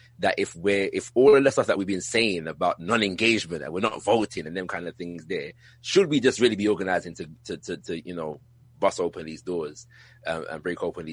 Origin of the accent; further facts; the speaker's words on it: United Kingdom; if you couldn't tell from my accent, I'm from the UK.